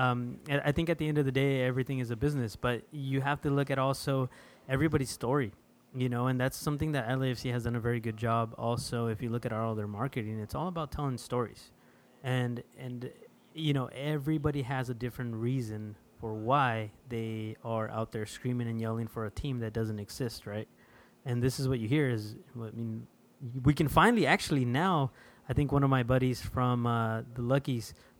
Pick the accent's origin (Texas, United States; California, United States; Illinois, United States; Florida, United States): California, United States; Imperial Valley; also born or lived in Los Angeles; now in San Diego, United States; I was born in Imperial Valley